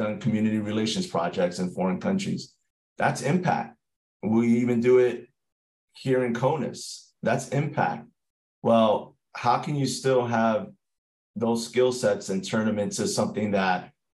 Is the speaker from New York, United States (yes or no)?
yes; New York City, New York, United States; I'm from New York City